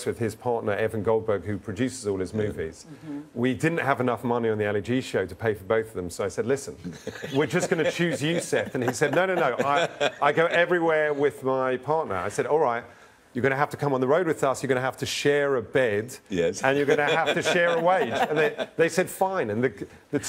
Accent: London, United Kingdom; when I grew up in London, you know, in a suburb of London

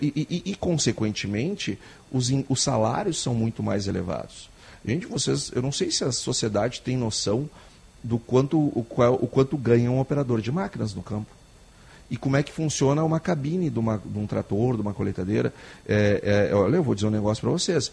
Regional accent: Gaúcho, Rio Grande do Sul, Brazil; todos nós somos gaúchos, todos nós vivemos aqui

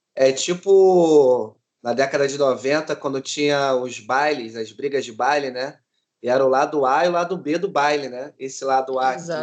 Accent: Rio de Janeiro, Brazil; sou cria aqui da Maré

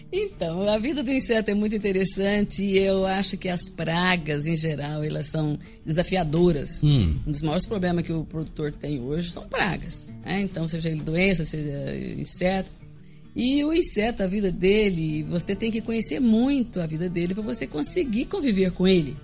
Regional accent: Rio Verde, Goiás, Brazil; eu sou de Rio Verde, sou filho de Rio Verde, de família bem tradicional, que é Fonseca Hats

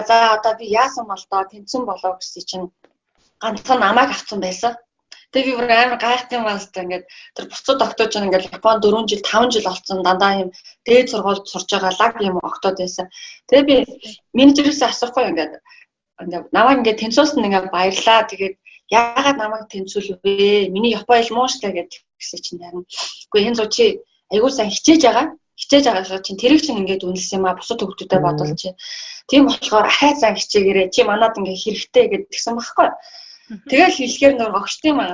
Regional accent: Mongolia; moved away as an adult; also born or lived in Japan; би Монголоос ирсэн

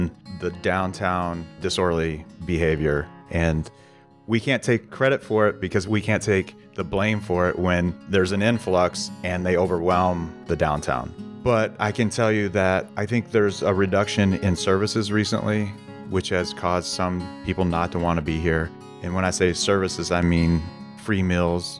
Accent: Kentucky and Northern Virginia, United States; now in Oregon, United States; I grew up in the East, Kentucky, and Northern Virginia, right outside of Washington, D.C.

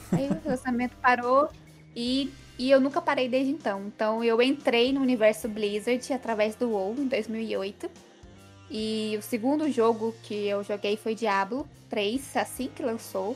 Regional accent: Passos, Minas Gerais, Brazil; accent: mineiro; moved away as an adult; now in Fortaleza, Brazil; Eu sou do interior de Minas, dá para ver pelo meu sotaque

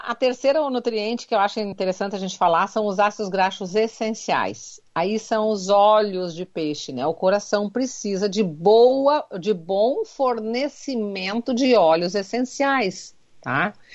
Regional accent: Rio Grande do Sul, Brazil; Como um bom gaúcho, a gente diz vitamina

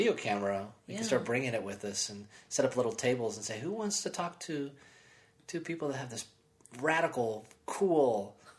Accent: East Coast, United States; I'm from the East Coast.

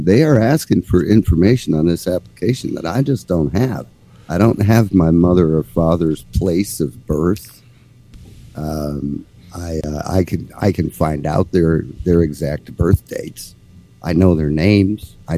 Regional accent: Minnesota, United States; born or raised there

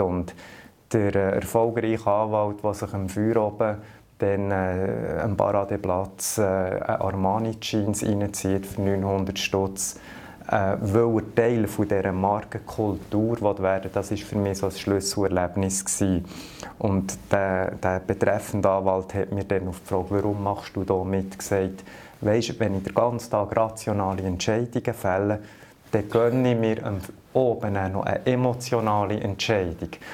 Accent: Lüscherz, Bern, Switzerland; Ich bin mit Berufsfischer auf dem See, als ganz kleiner Bub am Bielersee aufgewachsen. Äh, in dem Dorf, wo ich aufgewachsen bin, Lüschertz

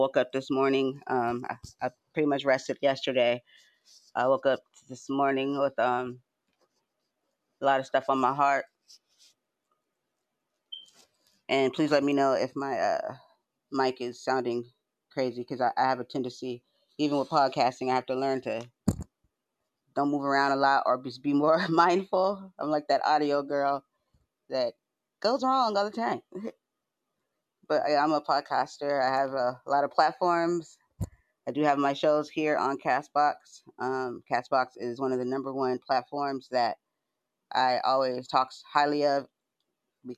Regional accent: San Diego, California, United States; I'm from San Diego

